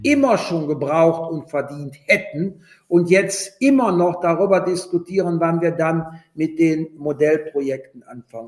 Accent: Rhineland, Germany; accent: Rhineland; also born or lived in Berlin; als äh, Wessi und als Rheinländer, das hört man ja auch an der Stimme

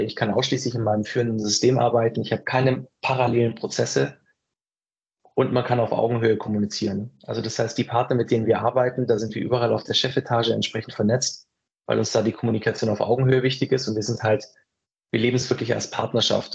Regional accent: Ulm, Baden-Württemberg, Germany; ich komme ja aus Ulm

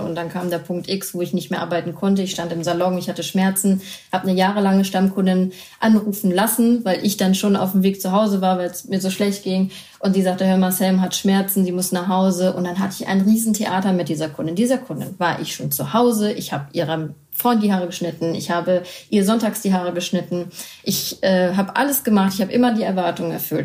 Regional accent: Düsseldorf, North Rhine-Westphalia, Germany; meine ganze Familie ist Düsseldorfer und äh, wir kennen das Brauchtum und ich bin im Brauchtum aufgewachsen

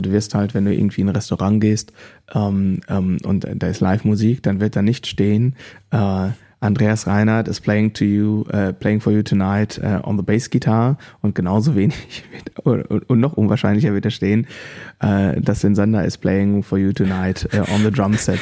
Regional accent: Germany; ich komme offensichtlich aus Deutschland

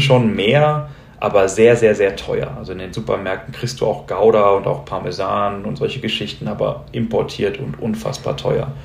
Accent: Hamburg, Germany; moved away as an adult; now in Colombia; Als gebürtiger Hamburger macht mir Regen und graue Tage nicht viel aus

